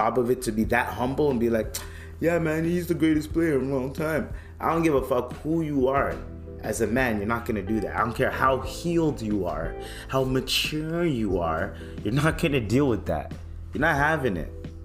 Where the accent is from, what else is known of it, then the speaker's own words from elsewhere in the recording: Toronto, Ontario, Canada; I'm from Toronto, that's my home team